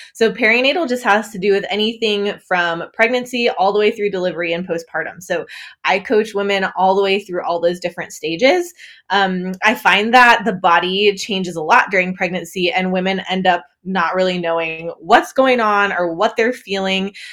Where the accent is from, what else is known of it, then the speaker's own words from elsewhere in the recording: northern Wisconsin, United States; moved away as an adult; also born or lived in England / Netherlands; now in Muncie, United States; I grew up in northern Wisconsin, basically Canada